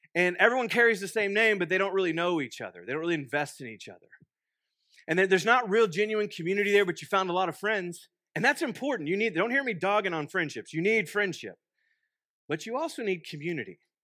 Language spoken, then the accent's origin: English; Waco, Texas, United States; now in Stillwater, United States; I'm originally from Waco, Texas. Um, I grew up, born and raised